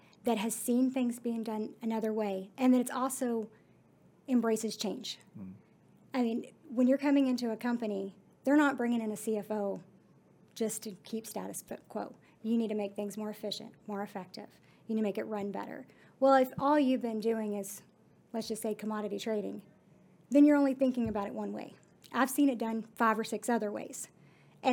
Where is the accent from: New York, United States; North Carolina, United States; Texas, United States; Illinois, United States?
Texas, United States; Godley; Growing up in Godly